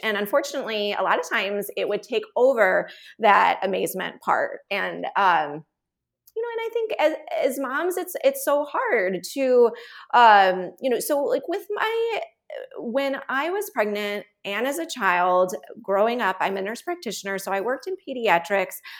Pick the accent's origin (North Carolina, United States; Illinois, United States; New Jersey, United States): Illinois, United States; Chicago; moved away; also born or lived in Texas; I'm originally from Chicago, but my husband's a Texan